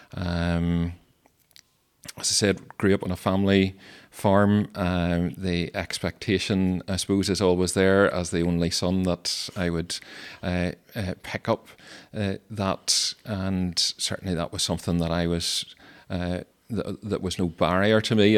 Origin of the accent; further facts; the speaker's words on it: Stewartstown, Northern Ireland, United Kingdom; I grew up in Sturchtown in County Tyrone